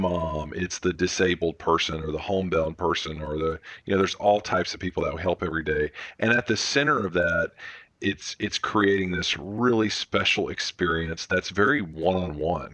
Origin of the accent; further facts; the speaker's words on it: Birmingham, Alabama, United States; we're from Birmingham's where the company started